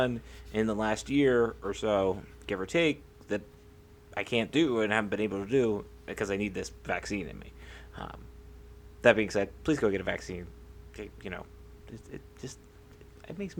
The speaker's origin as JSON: {"language": "English", "town": "Altoona", "region": "Pennsylvania", "country": "United States", "tie": "born or raised there", "said": "I've always been growing up in Altoona"}